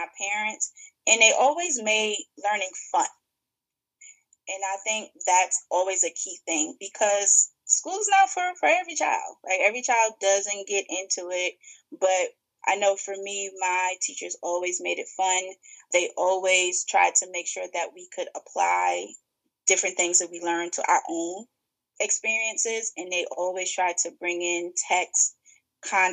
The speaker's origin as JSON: {"language": "English", "town": "New York City", "region": "New York", "country": "United States", "tie": "born or raised there", "also_born_or_lived": "Maryland", "accent": "Brooklyn", "moved": "as an adult", "lives_now": "Washington, D.C. area, United States", "said": "I'm originally from Brooklyn, New York. So born and raised in New York, and then came to D.C. to go to school, and I've been in the D.C. area ever since."}